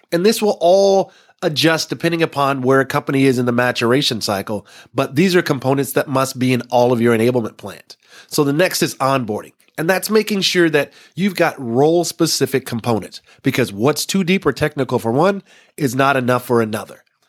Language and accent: English; Texas, United States; growing up in Texas